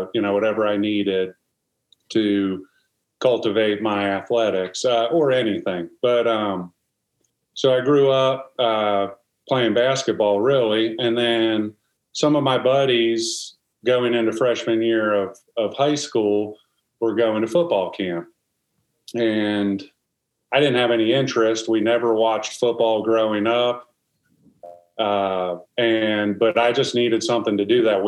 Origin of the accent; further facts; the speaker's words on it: New Jersey, United States; moved away; also born or lived in South Carolina / Seattle; I grew up in New Jersey.